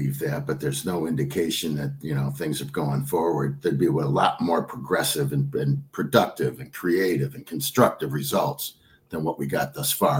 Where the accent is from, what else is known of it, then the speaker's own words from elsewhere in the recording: Trenton, Michigan, United States; moved away as an adult; also born or lived in South Rockwood, Michigan; now in Superior, United States; I grew up in Trenton, Michigan.